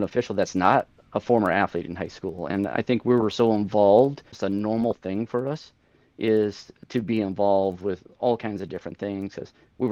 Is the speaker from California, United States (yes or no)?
no; Parkston, South Dakota, United States; moved away as an adult; now in Black Hills, United States; I grew up in Parkston from high school in 1996